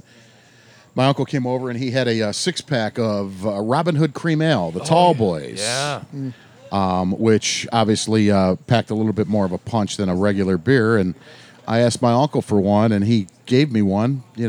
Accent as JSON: {"language": "English", "town": "Fairview Park", "region": "Ohio", "country": "United States", "tie": "born or raised there", "said": "Four blocks away."}